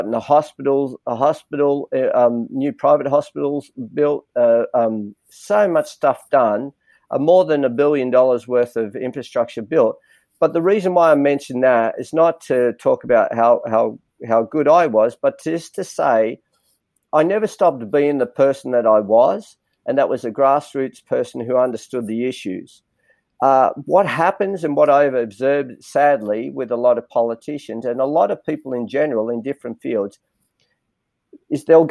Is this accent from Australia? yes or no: yes; Granville, New South Wales, Australia; Even though I grew up in Granville, I go, I'm Australian.